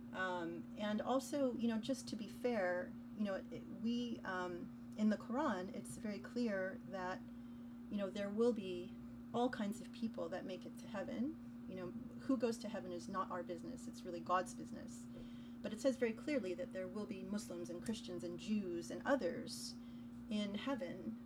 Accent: United States; I grew up in America.

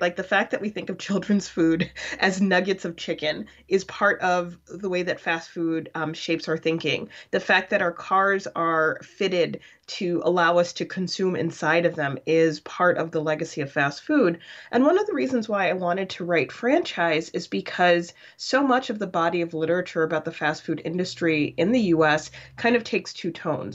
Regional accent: Chicago, Illinois, United States; growing up in Rogers Park in the eighties and nineties

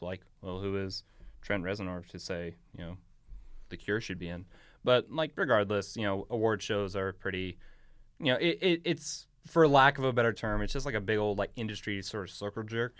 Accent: United States; as an American

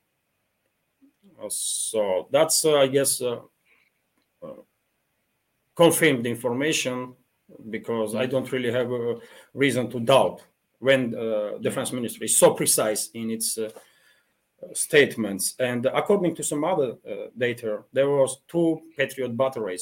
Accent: Georgia; now in Russia; I'm originally from Georgia

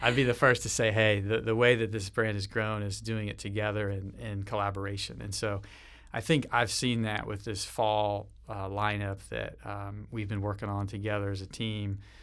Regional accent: Nashville, Tennessee, United States; moved away as an adult; also born or lived in western United States; where I came from growing up in Nashville, Tennessee, kind of the southern way

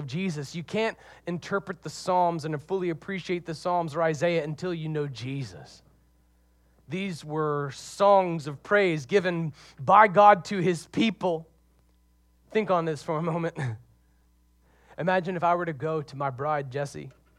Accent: Deep South, United States; accent: Southern; now in Seattle, United States; I'm originally from the Deep South.

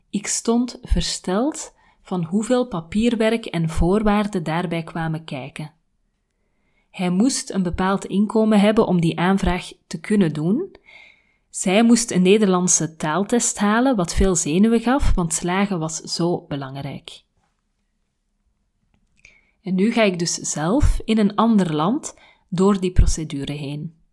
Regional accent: Nijmegen, Gelderland, Netherlands; moved away as an adult; now in United States; Ik ben geboren in Nederland en heb tot mijn 25ste in en om Nijmegen gewoond. Vijf jaar geleden verhuisde ik naar de Verenigde Staten om te promoveren.

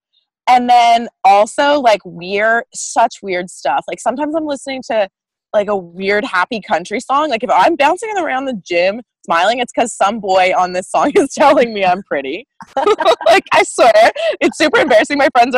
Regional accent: the South, United States; And growing up in the South, I always heard them rationalize things as like, oh, but she's a girl.

